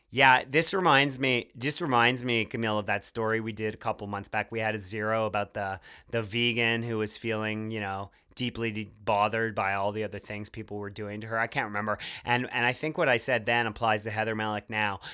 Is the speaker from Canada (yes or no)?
yes; Montreal, Quebec, Canada; the City of Montreal, my hometown